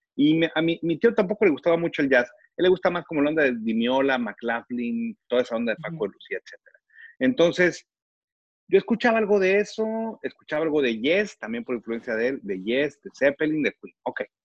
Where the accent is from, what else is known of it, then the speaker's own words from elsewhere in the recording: Reynosa, Tamaulipas, Mexico; yo crecí en Reynosa. Mi adolescencia la viví en Reynosa.